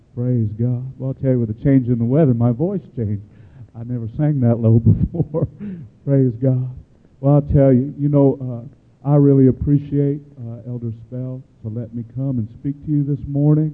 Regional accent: Chicago, Illinois, United States; I grew up in Chicago, Illinois

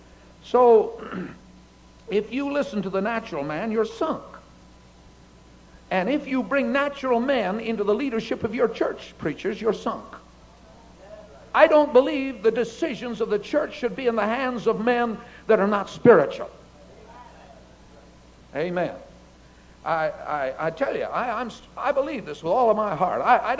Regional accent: Japan; born there; My parents were missionaries in Japan. I was born in Japan.

